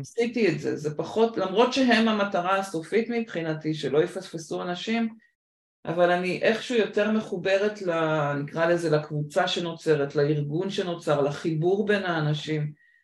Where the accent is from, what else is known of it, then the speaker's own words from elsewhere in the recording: Israel; also born or lived in United States; ט' הייתי בארצות הברית, חזרתי לארץ בי'